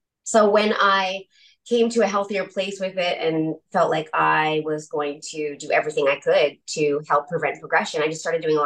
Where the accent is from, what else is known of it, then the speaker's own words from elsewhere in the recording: Newfoundland and Labrador, Canada; I'm from Newfoundland, so I say pasta